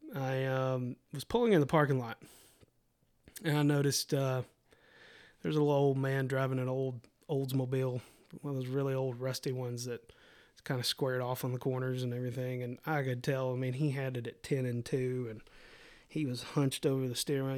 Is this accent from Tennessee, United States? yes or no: yes; Middle Tennessee, United States; I took a sales job back here in Middle Tennessee, and so we moved from West Tennessee, where we went to college, back to Middle Tennessee.